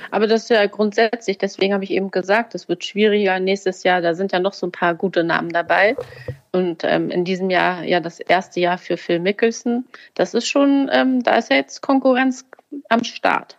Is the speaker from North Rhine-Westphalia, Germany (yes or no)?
no; Hamburg, Germany; als Hamburger